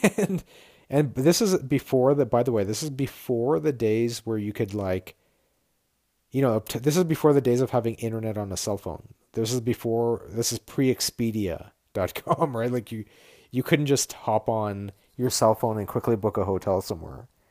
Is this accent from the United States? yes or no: no; Ottawa, Ontario, Canada; moved away as an adult; also born or lived in Toronto; I grew up in Ottawa